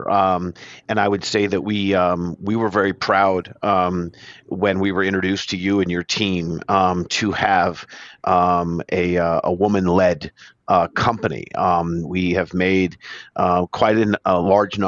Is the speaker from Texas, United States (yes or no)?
no; New York, United States; native New Yorkers